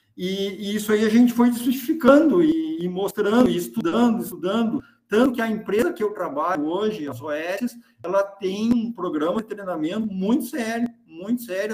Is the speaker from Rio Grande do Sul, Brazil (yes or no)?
yes; Caçapava do Sul, Rio Grande do Sul, Brazil; also born or lived in Santa Maria; sou natural de Caçapava do Sul